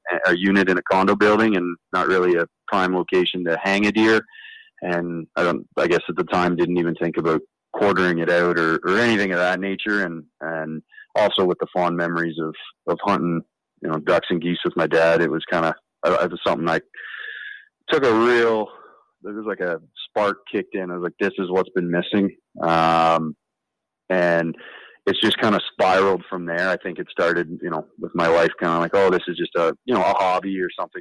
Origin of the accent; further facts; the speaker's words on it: Southern Ontario, Canada; I grew up in Southern Ontario, hunting big game and waterfowl with my dad